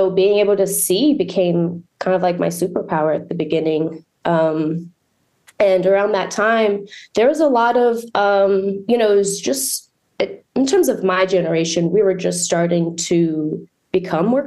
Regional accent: Montgomery County, Maryland, United States; also born or lived in Brazil; now in Baltimore, United States; I was born in Brazil. And then I moved here and I grew up in Montgomery County.

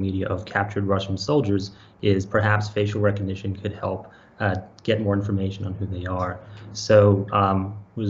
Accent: Australia; moved away as an adult; also born or lived in Bay Area, United States; I was born and raised in Australia, and I've spent my whole entire technology career in technology since I moved when I was 19 to the Bay Area

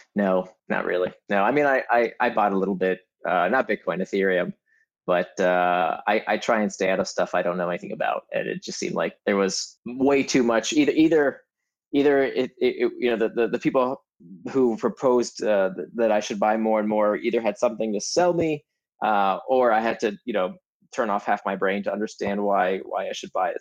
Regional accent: Altamonte Springs, Florida, United States; moved away; I actually grew up in Altamont Springs, just outside of Orlando

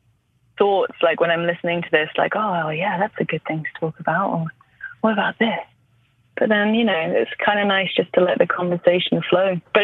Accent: England, United Kingdom; British, English. So if there's like a form that's like, are you white or white Irish? I would take white.

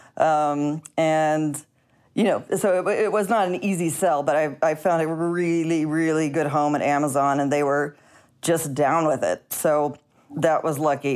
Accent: Missouri, United States; moved away; I'm from Missouri.

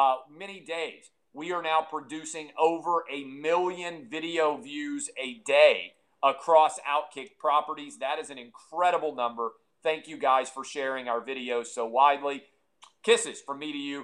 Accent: Nashville, Tennessee, United States; welcome to my hometown

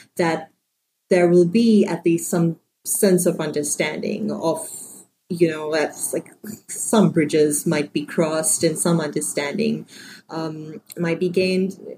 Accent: Sri Lanka; moved away; also born or lived in San Francisco; I grew up in Sri Lanka

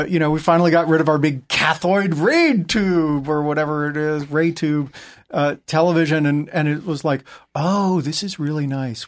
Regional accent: New England, United States; moved away; growing up in New England

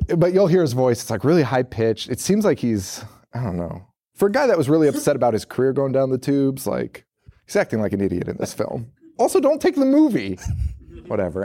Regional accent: Connecticut, United States; we got Boston local stations in Connecticut, we're from Connecticut

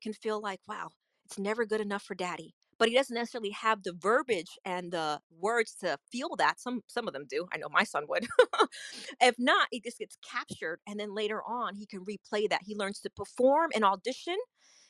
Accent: New York, United States; now in Orlando, United States; I'm originally from New York, but I live in the Orlando, Florida area

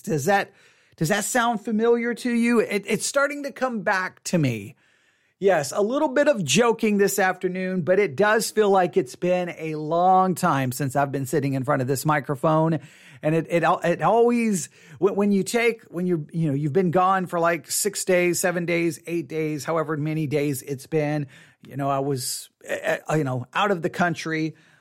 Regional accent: Texas, United States; I'm a Texan

